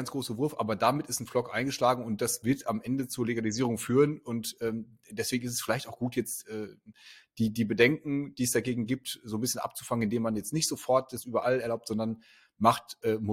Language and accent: German; Berlin, Germany; Also wir als Berliner, wir kennen ja das, dass irgendwelche äh, illegalen Clubs oder Bars äh, einfach als Vereine erklärt werden